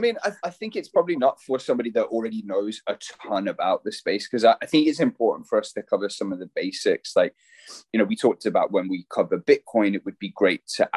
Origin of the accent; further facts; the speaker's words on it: Birmingham, West Midlands, United Kingdom; moved away as an adult; now in Breckenridge, United States; I'm from Birmingham in the UK, originally from the UK, but now living out in America in a tiny little mountain town called Breckenridge in Colorado